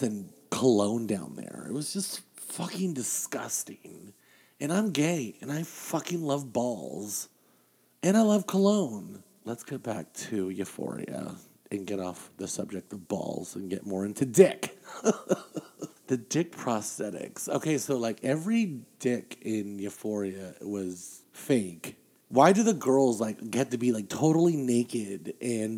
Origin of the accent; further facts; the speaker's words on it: Las Vegas, Nevada, United States; I'm from Vegas